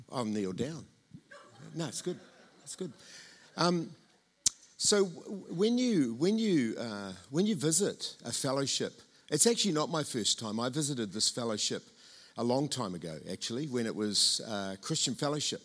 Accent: Tauranga, Bay of Plenty, New Zealand; accent: Tauranga; my Tauranga accent

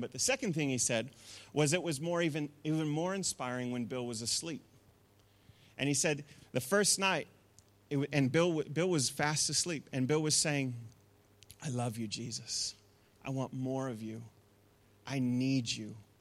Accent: Masterton, Wellington, New Zealand; I grew up in the Wairarapa, and we were in Masterton

